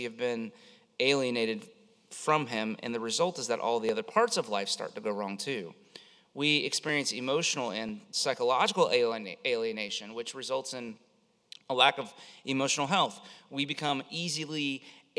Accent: Florida, United States; I grew up in Florida

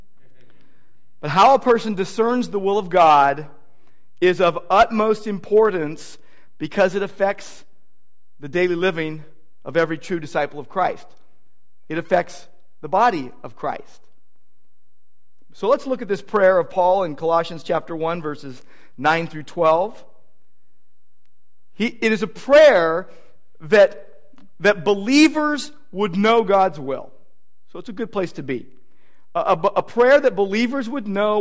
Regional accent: Downey, California, United States; also born or lived in Irvine; my hometown in Downey

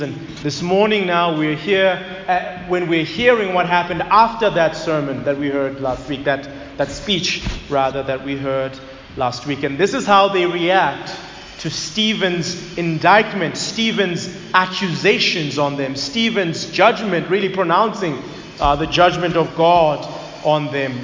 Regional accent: Zululand, KwaZulu-Natal, South Africa; moved away as an adult; now in Johannesburg, South Africa; I had lived my entire life, about 21 years, in KZN. I was always surrounded by my people, the Zulus. I grew up in Zululand.

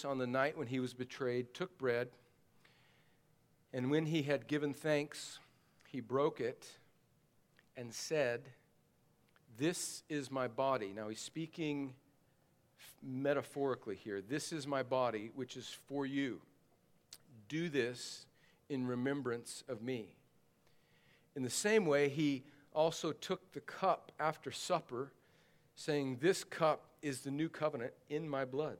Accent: Southern California, United States; moved away; I grew up in Southern California

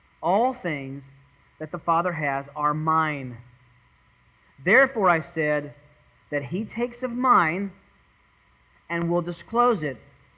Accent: Tennessee, United States; I was born in Tennessee. I feel pretty comfortable in the woods.

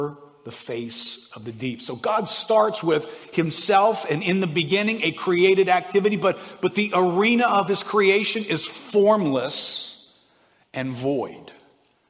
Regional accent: South Louisiana, United States; We're from South Louisiana.

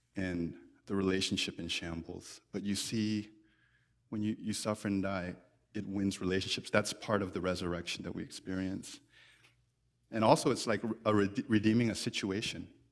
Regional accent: United States; we're more American than we are Christian

